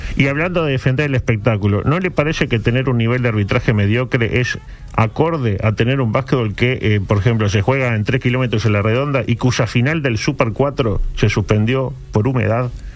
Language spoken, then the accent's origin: Spanish; Uruguay; somos uruguayos